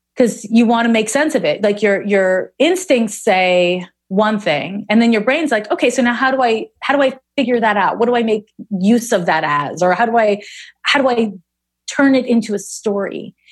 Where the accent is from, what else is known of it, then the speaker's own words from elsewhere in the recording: Montreal, Quebec, Canada; moved away as an adult; also born or lived in San Francisco; now in Oakland, United States; I'm from Montreal